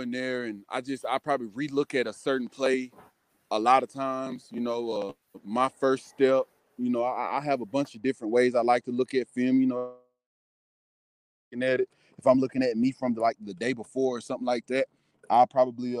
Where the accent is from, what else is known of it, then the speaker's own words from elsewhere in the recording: Carrollton, Georgia, United States; I was born and raised in Carrollton, Georgia.